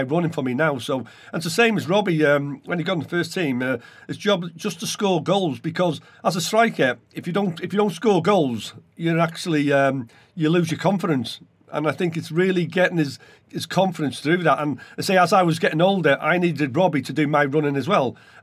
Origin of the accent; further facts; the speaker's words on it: Welsh, Wales, United Kingdom; being Welsh